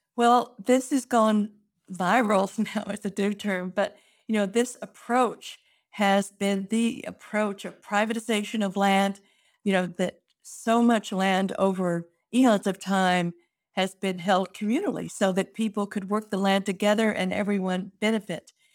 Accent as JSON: {"language": "English", "town": "Fort Worth", "region": "Texas", "country": "United States", "tie": "born or raised there", "said": "my hometown of Fort Worth is Cowtown"}